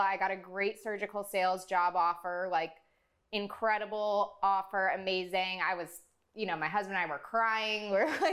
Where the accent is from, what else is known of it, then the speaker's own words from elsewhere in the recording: South Florida, United States; I'm born and raised in South Florida